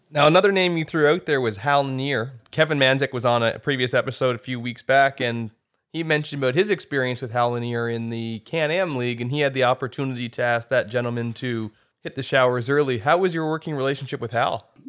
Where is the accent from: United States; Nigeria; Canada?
Canada; the Miramichi, New Brunswick; I'm from the Miramichi